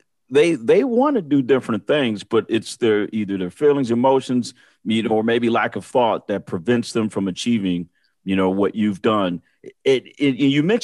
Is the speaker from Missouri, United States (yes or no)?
no; Michigan, United States; I'm from Michigan